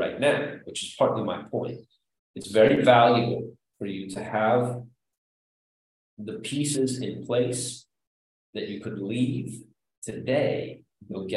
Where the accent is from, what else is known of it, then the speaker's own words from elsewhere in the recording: Chicago, Illinois, United States; I'm from Chicago.